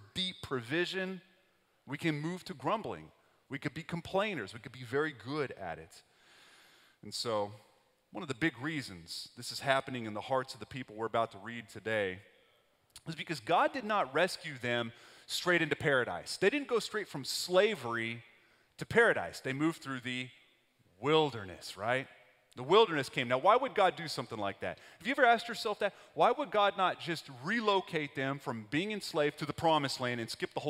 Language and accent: English; West Texas, United States; That's where I grew up. I grew up in West Texas